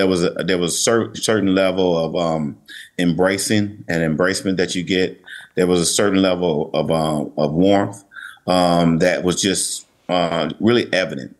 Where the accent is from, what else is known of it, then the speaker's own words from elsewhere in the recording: Jackson, Mississippi, United States; also born or lived in New York; I'm actually from Mississippi, and growing up in Jackson